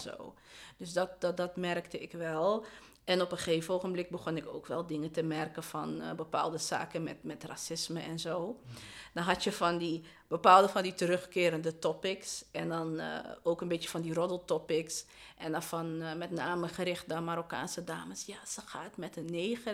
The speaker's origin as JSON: {"language": "Dutch", "town": "Amsterdam", "region": "North Holland", "country": "Netherlands", "tie": "born or raised there", "said": "Ik ben geboren en getogen in de Belmen"}